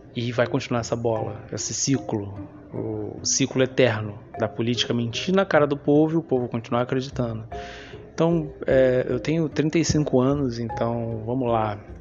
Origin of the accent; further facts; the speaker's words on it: Rio de Janeiro, Brazil; Eu sou carioca, como muita gente sabe, estou aqui há 35 anos